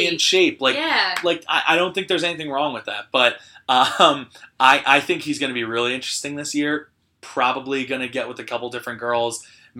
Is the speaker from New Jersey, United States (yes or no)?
yes; New Jersey, United States